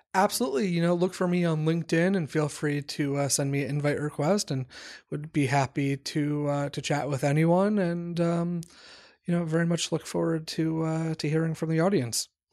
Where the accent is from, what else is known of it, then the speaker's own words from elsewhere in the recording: Washington, District of Columbia, United States; moved away as an adult; also born or lived in New York; I grew up in the Washington, D C area.